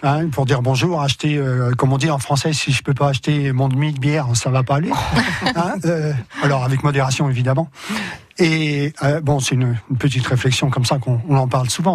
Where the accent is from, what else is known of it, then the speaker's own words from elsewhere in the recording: France; nous, en tant que Français